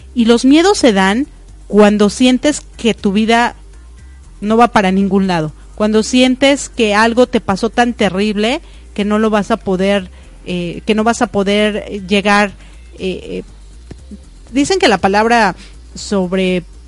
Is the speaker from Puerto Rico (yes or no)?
no; Mexico; now in United States; yo nací en México y vivo en Estados Unidos